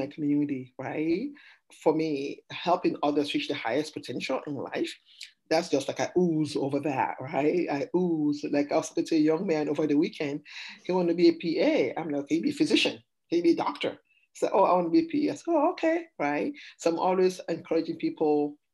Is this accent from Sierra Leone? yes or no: yes; Sierra Leone; also born or lived in Massachusetts, United States; now in Arizona, United States; I'm an immigrant from Sierra Leone.